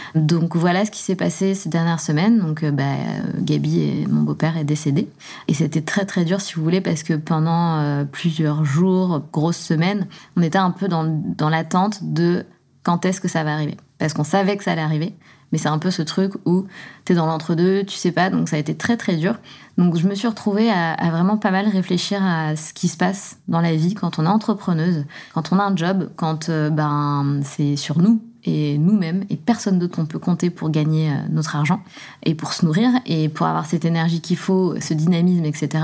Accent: southern France, France; also born or lived in Besançon, Bourgogne-Franche-Comté, France; je viens de Besançon. On a déménagé dans le sud de la France pour partir habiter avec mon beau-père. Donc, j'avais quoi J'avais 6 ans

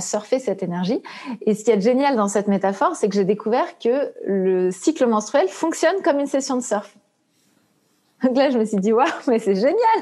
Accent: Brittany, France; moi, je suis bretonne

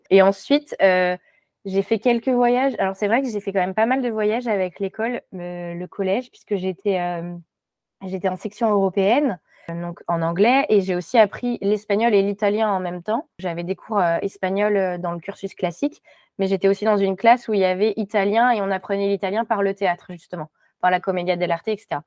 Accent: Morocco; born there; c'est que je suis née au Maroc mais de parents, euh, pas de parents marocains, de parents français.

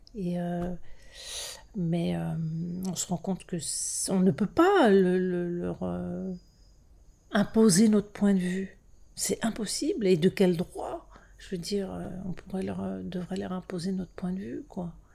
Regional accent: France; issues de l'immigration, euh, français issus de l'immigration, euh, nés en France, hein, nés en France

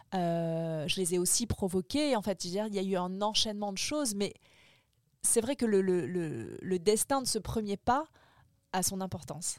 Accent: French Polynesia; moved away as an adult; now in Paris, France; mon enfance, ma vie à Tahiti

